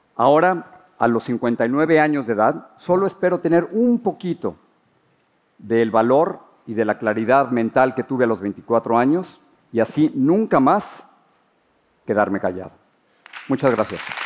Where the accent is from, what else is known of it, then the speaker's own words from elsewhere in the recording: Mexico City, Mexico; moved away as an adult; now in United States; Crecí en la Ciudad de México, soy el mayor de cinco hermanos